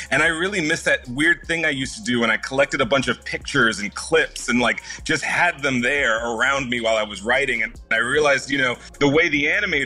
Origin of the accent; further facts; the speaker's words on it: Houston, Texas, United States; moved away; I was born there, born and raised in Houston